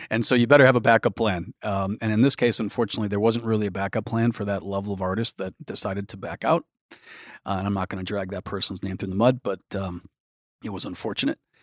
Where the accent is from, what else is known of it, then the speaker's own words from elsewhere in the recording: Milwaukee, Wisconsin, United States; I grew up in Milwaukee